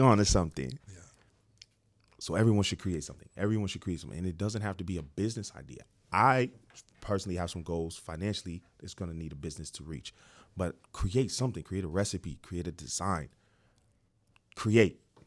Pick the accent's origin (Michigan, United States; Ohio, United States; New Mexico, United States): Ohio, United States; Dayton; moved away as an adult; also born or lived in Cincinnati, Ohio; now in Atlanta, United States; I grew up in Ohio. uh, Dayton, Ohio.